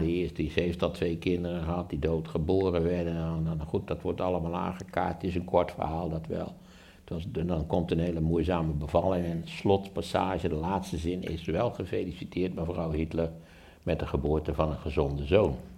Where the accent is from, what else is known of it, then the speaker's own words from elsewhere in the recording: Wageningen, Gelderland, Netherlands; in Wageningen, waar ik opgegroeid ben.